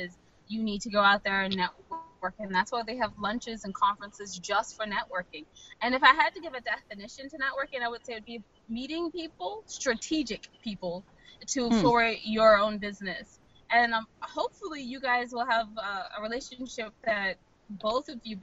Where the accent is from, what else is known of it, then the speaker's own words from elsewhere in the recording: Annapolis, Maryland, United States; I'm from Annapolis, Maryland